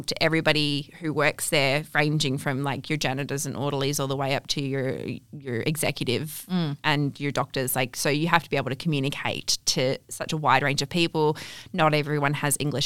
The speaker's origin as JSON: {"language": "English", "town": "Kalgoorlie", "region": "Western Australia", "country": "Australia", "tie": "born or raised there", "also_born_or_lived": "Canada", "lives_now": "Perth, Australia", "said": "We moved to Australia when I was six to Kalgoorlie"}